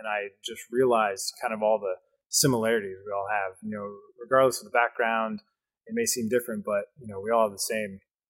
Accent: Richwood, Ohio, United States; I grew up in a very small town that probably no one's heard of that's listening to this. It's Richwood, Ohio, right outside of Marysville. Has about 2,000 people, maybe two light stops in the town. Very small, but that's where I grew up. It's a rural area.

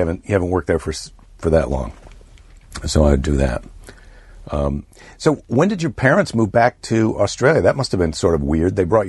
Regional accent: Iowa, United States; now in California, United States; Yeah, it's, well, I am still from Iowa.

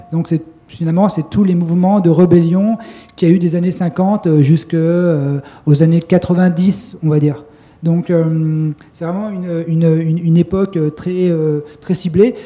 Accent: Grenoble, Auvergne-Rhône-Alpes, France; je suis de Grenoble

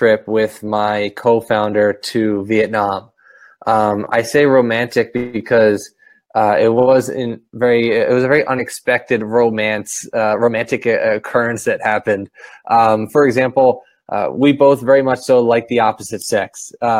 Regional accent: Philadelphia, Pennsylvania, United States; now in Camden, United States; I was born and raised in Northeast Philadelphia

